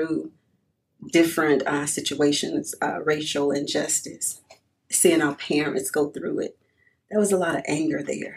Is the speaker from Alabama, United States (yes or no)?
yes; Birmingham, Alabama, United States; moved away; I was born and raised in Birmingham. I've been living here for over 30 years now, so this is now my home